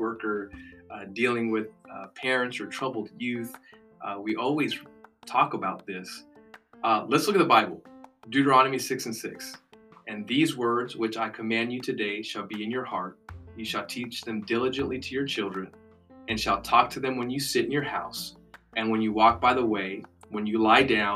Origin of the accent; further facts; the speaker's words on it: United States; we're American Christians